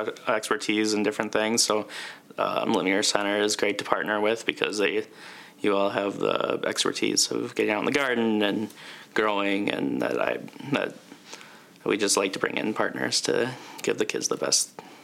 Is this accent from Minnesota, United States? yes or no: yes; Mankato, Minnesota, United States; Yep, we're all from Mankato.